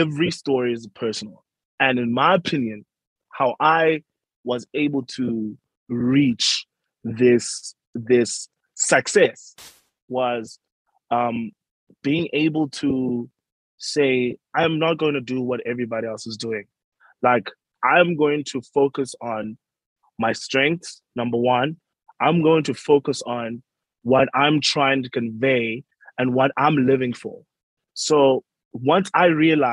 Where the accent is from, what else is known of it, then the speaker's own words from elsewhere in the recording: Uitenhage, Eastern Cape, South Africa; I am a South African Xhosa person, grew up in Uitenhage, Eastern Cape